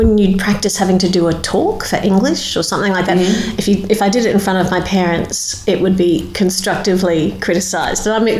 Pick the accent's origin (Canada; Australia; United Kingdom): Australia; Queensland; People say I don't sound like I'm from Queensland.